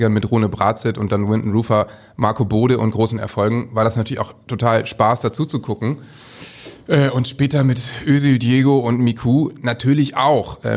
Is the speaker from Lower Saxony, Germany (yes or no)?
yes; Worpswede, Lower Saxony, Germany; ich bin in Niedersachsen aufgewachsen, ne? in Wobswede in der Nähe von Bremen.